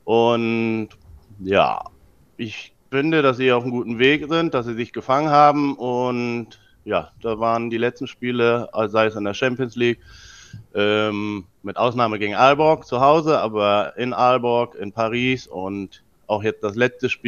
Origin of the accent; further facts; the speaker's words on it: Preetz, Schleswig-Holstein, Germany; now in Kiel, Germany; Ich komme aus dem Norden und ähm, ja, wohne eigentlich einer, oder ich komme aus der Kleinstadt Preetz, die ist äh, 20 Kilometer von Kiel entfernt, aber wohne jetzt inzwischen schon seit ja, 15 Jahren hier in Kiel.